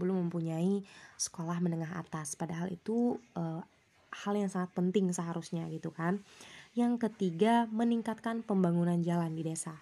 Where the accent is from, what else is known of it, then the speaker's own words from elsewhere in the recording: Indonesia; di desa aku, eh, desa Tumengmaluku